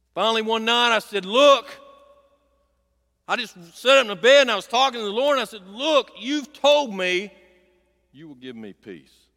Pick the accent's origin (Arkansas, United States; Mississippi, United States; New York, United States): Arkansas, United States; Clover Bend; I grew up down here in Clover Bend, Arkansas